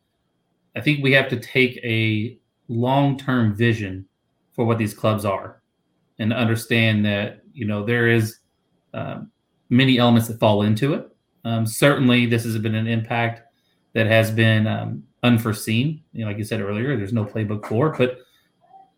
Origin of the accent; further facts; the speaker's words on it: Kentucky, United States; Kentucky, my home state